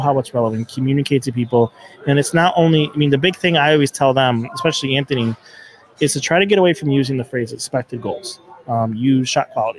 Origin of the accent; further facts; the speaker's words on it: Riverside, New York, United States; also born or lived in Kenmore, New York / Tonawanda, New York; when I was younger, it was Riverside